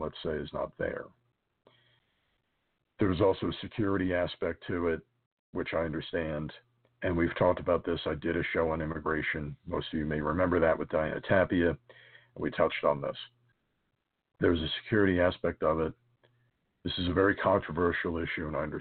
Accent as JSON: {"language": "English", "country": "United States", "said": "As a American and as a Catholic"}